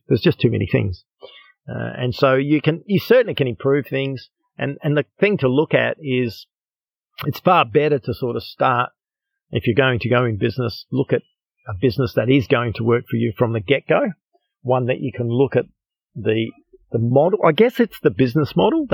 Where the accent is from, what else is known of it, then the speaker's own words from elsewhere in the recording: Australia; I'm from Australia